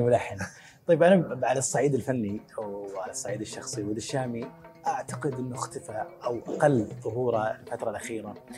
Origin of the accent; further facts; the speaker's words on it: Saudi Arabia; في الجنوب عندنا في السعوديه